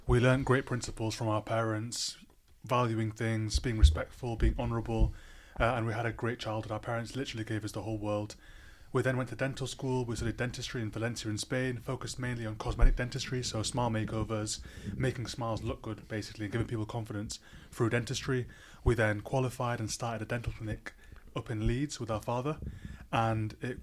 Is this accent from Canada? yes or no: no; Libya; now in United Kingdom; we come from a country called Libya. It's in North Africa